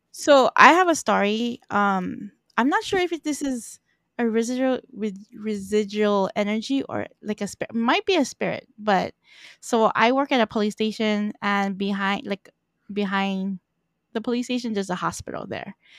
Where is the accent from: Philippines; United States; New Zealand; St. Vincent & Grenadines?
Philippines; I'm Filipino, so in my culture